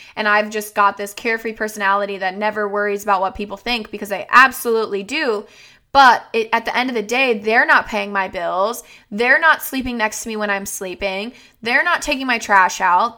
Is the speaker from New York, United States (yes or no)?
no; Florida, United States; moved away as an adult; now in Minnesota, United States; I was raised in Florida